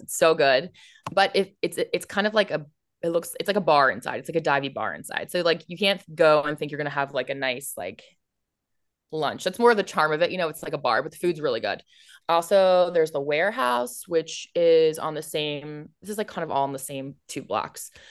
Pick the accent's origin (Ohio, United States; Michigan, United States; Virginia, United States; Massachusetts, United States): Virginia, United States; Alexandria; also born or lived in Washington, D.C.; I grew up in Alexandria, born in Alexandria Hospital, went to high school here